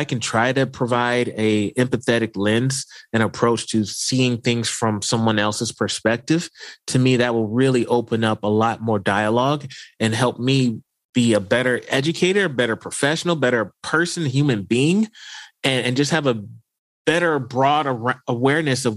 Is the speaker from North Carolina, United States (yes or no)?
no; Houston, Texas, United States; moved away as an adult; now in Idaho, United States; I'm originally from Houston, Texas